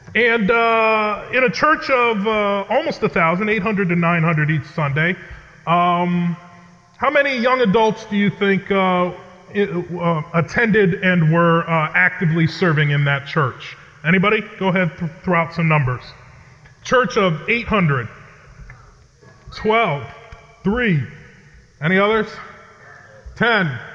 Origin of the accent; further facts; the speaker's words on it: Connecticut, United States; I grew up in New England, uh, in the state of Connecticut, where I currently live and serve.